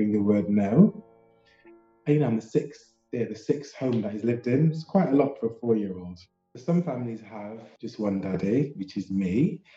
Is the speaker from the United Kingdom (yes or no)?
yes; Sheffield, Yorkshire and the Humber, United Kingdom; now in London, United Kingdom; I'm from Sheffield originally and live in London